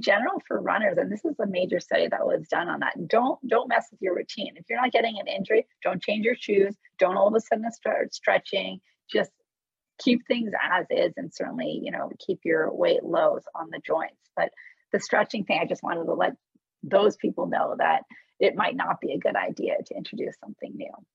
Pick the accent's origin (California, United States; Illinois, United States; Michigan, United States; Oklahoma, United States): California, United States; Menlo Park; also born or lived in Tehran, Iran; I grew up in Menlo Park, California